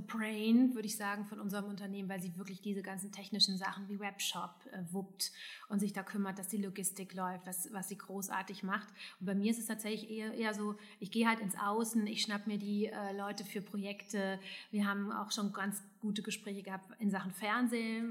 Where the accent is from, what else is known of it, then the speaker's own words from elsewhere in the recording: Hesse, Germany; now in Düsseldorf, Germany; also ich bin ja aus Hessen